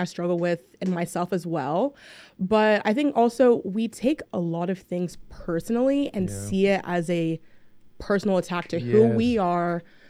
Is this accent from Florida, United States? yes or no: no; Nashville, Tennessee, United States; especially as a first gen, kind of in between the two cultures, especially growing up in Nashville, I saw so many things that were really different when it came to my Nigerian culture as well.